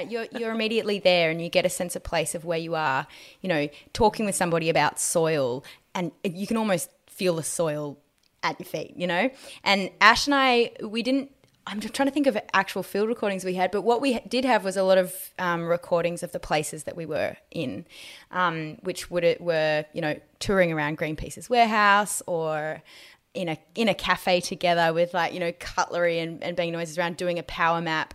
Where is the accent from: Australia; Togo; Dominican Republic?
Australia; growing up in Australia